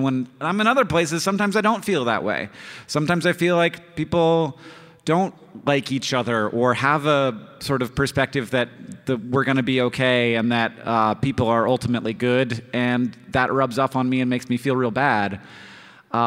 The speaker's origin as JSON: {"language": "English", "town": "Orlando", "region": "Florida", "country": "United States", "tie": "born or raised there", "moved": "as an adult", "lives_now": "Missoula, United States", "said": "I just say Orlando because I was there the whole time."}